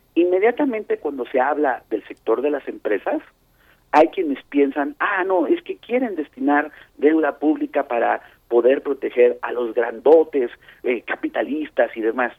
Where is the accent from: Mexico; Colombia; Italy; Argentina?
Mexico; la pagamos los mexicanos.